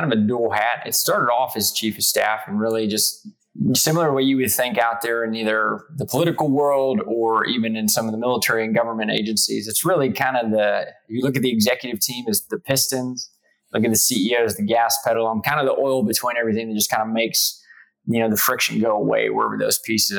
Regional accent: South Texas, United States; moved away as an adult; also born or lived in New York; I grew up in South Texas

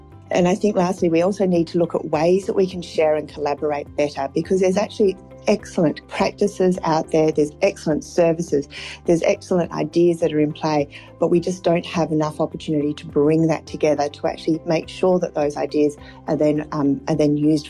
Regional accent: Australia

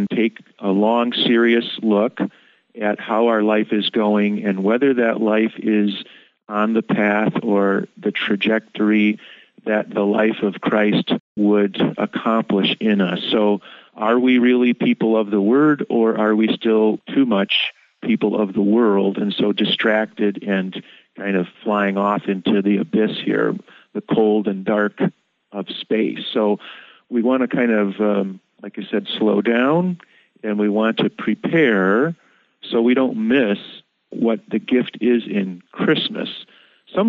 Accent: Ann Arbor, Michigan, United States; moved away; also born or lived in Chicago; I grew up in Ann Arbor, where there's another Concordia

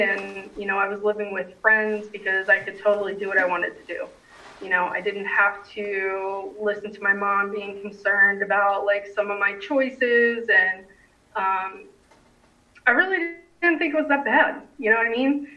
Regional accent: New Jersey, United States; now in Raleigh, United States; I grew up in New Jersey

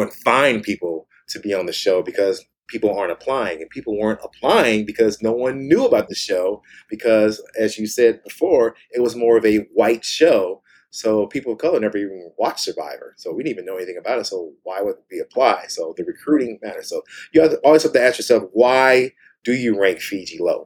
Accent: Kansas, United States; moved away; also born or lived in Washington / California; We're both from Kansas, both went to school in Washington, moved to California

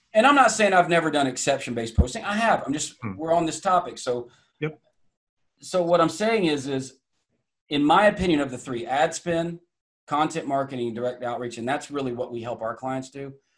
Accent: Atlanta, Georgia, United States; accent: Southern; also born or lived in Iowa / Connecticut; now in New Hampshire, United States; grew up in the deep South. I guess Atlanta, Georgia

